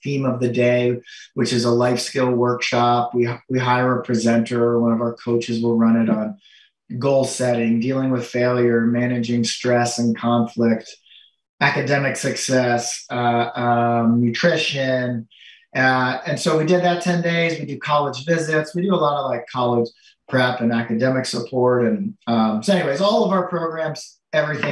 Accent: Florida, United States; now in New York, United States; I grew up in Florida

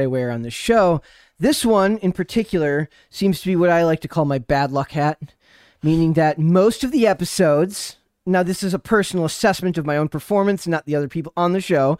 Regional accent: Minnesota, United States; my home state

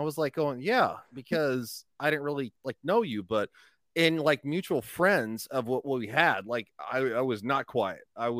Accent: Colorado, United States; now in Florida, United States; I was raised in Colorado.

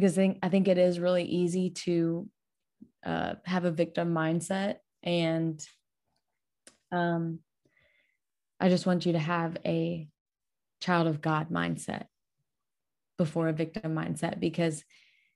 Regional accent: Louisiana, United States; I'm just from Louisiana, the fattest, drunkest, dumbest state

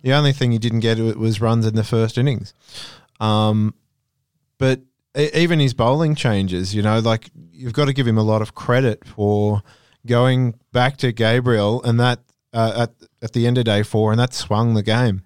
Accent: Australia; as an Australian

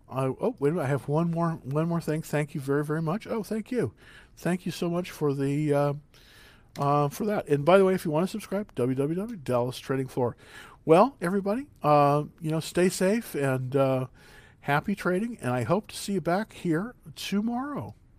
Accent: San Marcos, Texas, United States; my family is actually from Texas, believe it or not. We're from San Marcos, Texas, a little small town near Austin

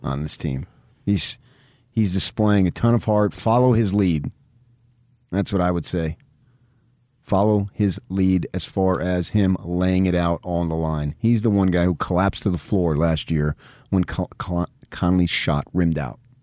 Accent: United States; We're American

